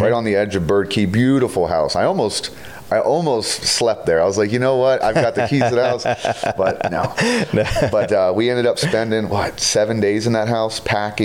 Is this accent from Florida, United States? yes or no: yes; Florida, United States; Born here, raised here. And now I have a company here.